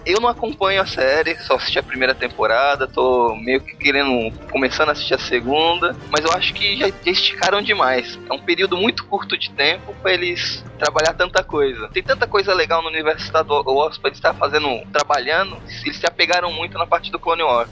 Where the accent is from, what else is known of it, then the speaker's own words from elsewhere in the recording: São Vicente, São Paulo, Brazil; sou de São Vicente, Baixada Santista